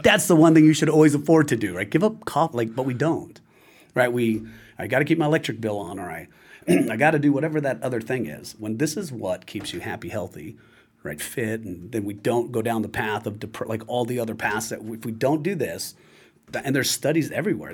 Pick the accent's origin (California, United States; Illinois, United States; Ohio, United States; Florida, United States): California, United States; I'm from California